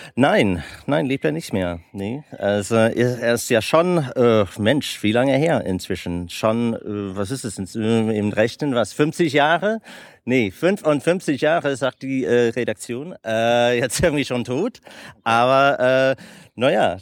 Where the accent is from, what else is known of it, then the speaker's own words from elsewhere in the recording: United States; German is a second language; also born or lived in Germany / Italy / Netherlands; als Amerikaner, die, der seit 20 Jahren mit Deutschland zu tun hat